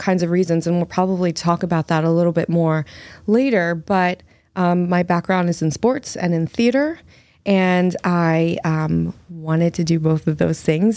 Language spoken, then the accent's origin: English; United States; now in Massachusetts, United States; I'm from the New Jersey, Philly